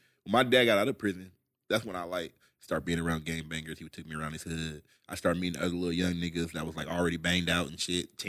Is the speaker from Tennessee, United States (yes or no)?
no; California, United States; also born or lived in Kentucky; because we're from California